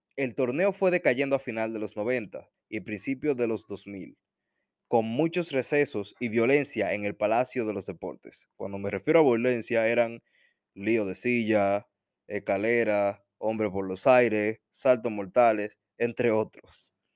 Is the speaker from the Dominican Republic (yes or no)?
yes; Dominican Republic